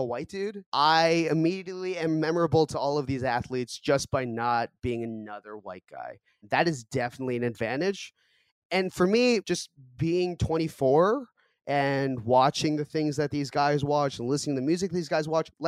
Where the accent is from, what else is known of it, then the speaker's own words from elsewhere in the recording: Boston, Massachusetts, United States; first language Korean; also born or lived in Seoul, South Korea; I grew up in Boston, but I was born in Seoul in 1995. I moved to the U.S. when I was 2 months old